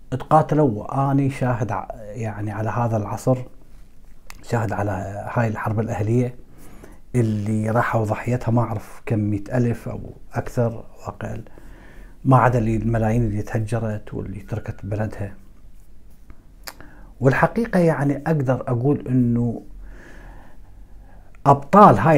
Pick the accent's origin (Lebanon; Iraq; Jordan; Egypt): Iraq; بس ما كنت اتوقع انه راح يصير حرب اهليه في بلدي العراق